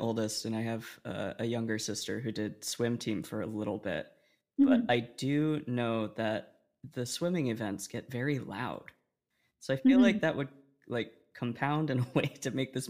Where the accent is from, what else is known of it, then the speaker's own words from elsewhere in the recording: Pawtucket, Rhode Island, United States; born there; God. I was born in Pawtucket.